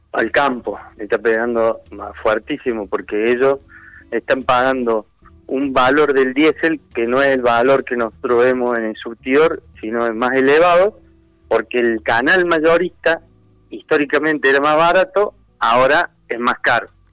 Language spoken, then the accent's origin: Spanish; Argentina; nosotros como argentinos tenemos que ver realmente cuál es la raíz del problema